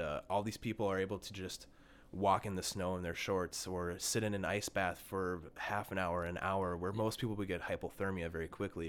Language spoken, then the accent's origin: English; Bloomington, Minnesota, United States; born and raised in Minnesota, um, grew up in Bloomington